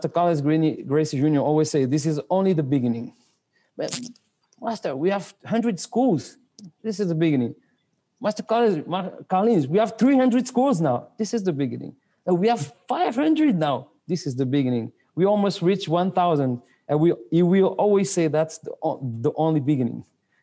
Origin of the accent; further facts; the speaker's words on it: France; English is a second language; moved away as an adult; also born or lived in Spain / London, United Kingdom / Senegal / Angola; I grew up here in France until I was 19.